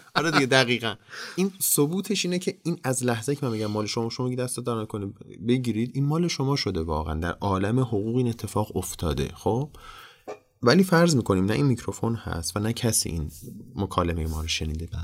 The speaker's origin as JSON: {"language": "Persian", "country": "Iran", "said": "به عنوان یک ایرانی"}